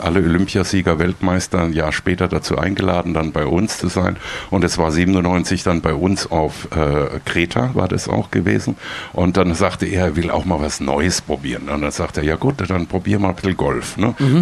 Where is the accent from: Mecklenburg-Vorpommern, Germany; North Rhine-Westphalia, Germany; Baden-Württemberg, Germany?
Baden-Württemberg, Germany; Heidelberg; also born or lived in Austria; now in Freiburg, Germany; ich komme ja ursprünglich aus Heidelberg